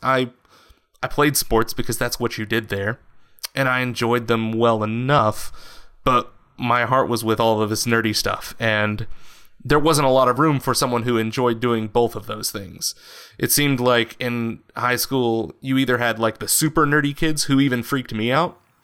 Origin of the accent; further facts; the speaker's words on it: West Texas, United States; I grew up in West Texas, which is like a very socially conser- and politically conservative uh, portion of the country